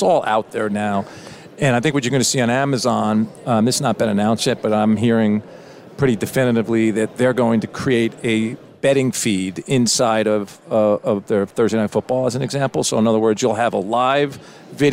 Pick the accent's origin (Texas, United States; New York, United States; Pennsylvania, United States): New York, United States; I'm from New York